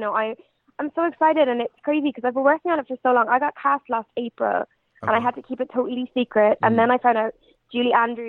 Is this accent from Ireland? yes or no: yes; Galway, Connacht, Ireland; So it's like, I've had people say to me really like disappointedly, oh, you don't even sound Irish. So I'm like, no, I'm just from Galway.